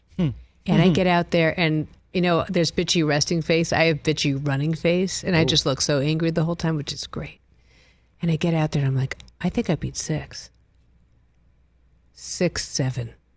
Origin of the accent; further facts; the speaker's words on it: New England, United States; I'm from New England